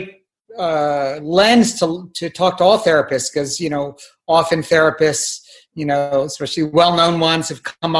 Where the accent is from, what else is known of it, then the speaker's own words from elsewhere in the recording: Palo Alto, California, United States; also born or lived in San Francisco, California; now in Mill Valley, United States; I grew up in the Bay Area in Palo Alto